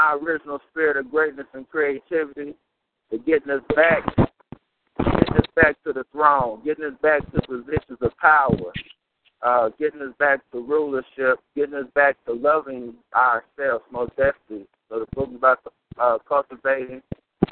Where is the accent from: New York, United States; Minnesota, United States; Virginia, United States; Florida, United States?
Minnesota, United States; St. Paul; moved away as an adult; also born or lived in Mississippi; I'm born and raised in St. Paul, Minnesota